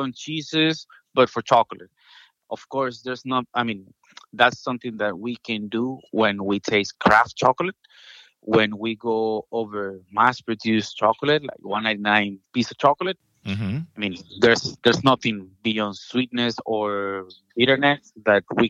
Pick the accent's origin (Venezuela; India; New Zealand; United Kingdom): Venezuela; moved away as an adult; now in United States; Originally, I'm from Venezuela.